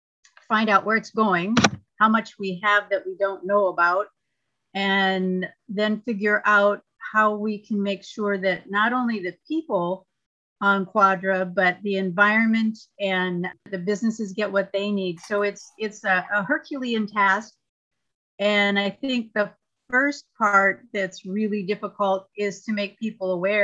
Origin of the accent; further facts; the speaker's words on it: California, United States; moved away; My background is in nursing, and I came from California. So I lived through a 7-year drought in California where literally we had one day of rain in that whole time.